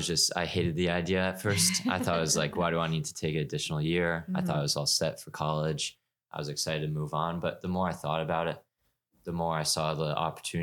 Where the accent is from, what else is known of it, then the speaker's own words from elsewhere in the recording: Ipswich, Massachusetts, United States; I'm from Ipswich, Massachusetts